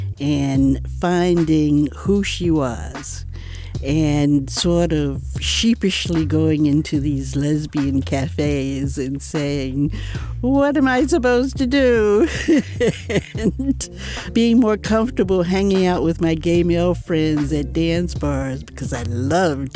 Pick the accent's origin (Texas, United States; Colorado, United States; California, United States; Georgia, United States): Georgia, United States; Atlanta; also born or lived in Chicago; now in San Francisco, United States; I moved here from Chicago, but I grew up in Atlanta.